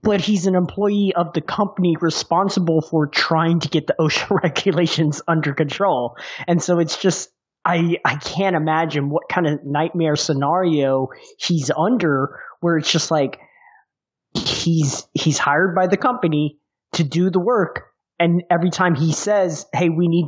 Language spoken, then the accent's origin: English; Texas, United States; I'm from Texas